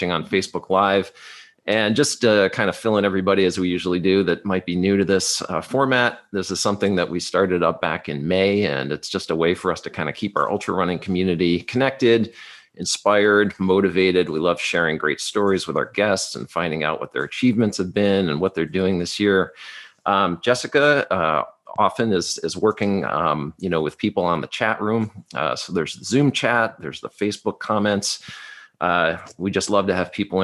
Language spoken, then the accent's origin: English; Binghamton, New York, United States; I was born in Binghamton, quote unquote, upstate New York